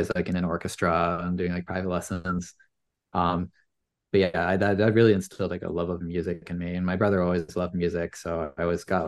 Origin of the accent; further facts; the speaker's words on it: Maine, United States; born and raised in Maine, grew up spending a lot of time in my family business.